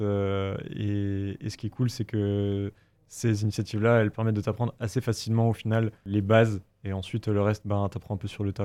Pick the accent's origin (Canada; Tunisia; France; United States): France; Bourgogne-Franche-Comté; moved away; on vient les deux de l'Est de la France, donc euh, Raphaël d'Alsace et moi de, Franche-Comté